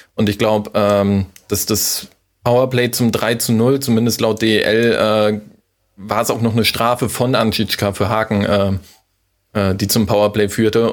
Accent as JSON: {"language": "German", "area": "near Wismar", "region": "Mecklenburg-Vorpommern", "country": "Germany", "moved": "yes", "lives_now": "Hamburg, Germany", "said": "ich komme ursprünglich aus Mecklenburg-Vorpommern, aus der Nähe von Wismar"}